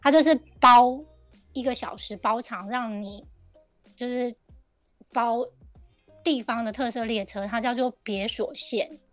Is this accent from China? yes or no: no; Taiwan; now in Japan; 我觉得这个是对我们台湾人而言是一个很不同的怎么讲？不同的想法